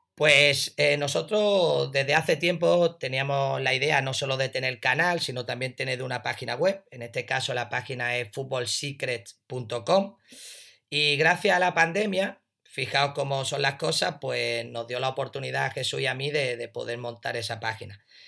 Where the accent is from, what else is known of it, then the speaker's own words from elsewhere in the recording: a village near Ronda, Andalusia, Spain; ir al pueblo más grande de al lado, Ronda